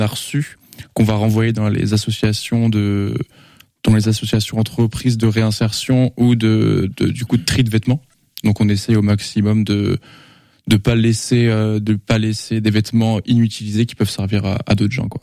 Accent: Angers, Pays de la Loire, France; je suis angevin depuis 23 ans et j'ai 23 ans, donc j'ai jamais bougé

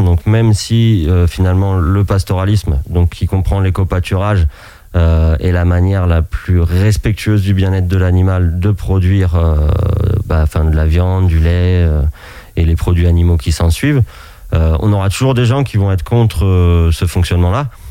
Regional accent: Anjou, Pays de la Loire, France; moved away as an adult; also born or lived in Alps; revenir euh, dans mon pays natal, donc l'Anjou

